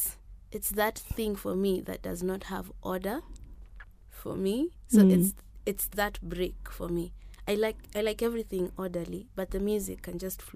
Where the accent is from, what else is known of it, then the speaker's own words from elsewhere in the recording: Nairobi, Kenya; In Nairobi. I was just born here, Kenyatta.